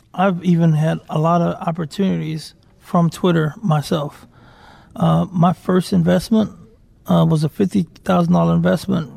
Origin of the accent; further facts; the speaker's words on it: Deep South, United States; I was raised religious too. Like, I'm from the Deep South